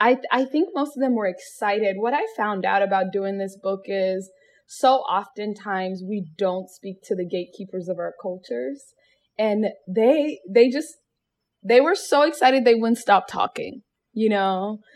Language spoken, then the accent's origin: English; Seattle, Washington, United States; born or raised there